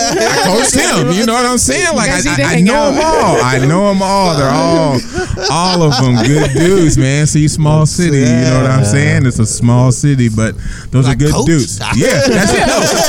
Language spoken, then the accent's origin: English; Seaside, California, United States; also born or lived in Sacramento / Long Beach; Yeah, born and raised in Seaside. Went to college down at Long Beach State. I moved to Sacramento for about 3 years. I lived up there so with my father